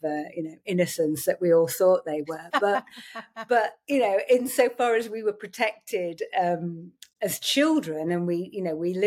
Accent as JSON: {"language": "English", "region": "Yorkshire and the Humber", "country": "United Kingdom", "tie": "born or raised there", "said": "I grew up in Yorkshire"}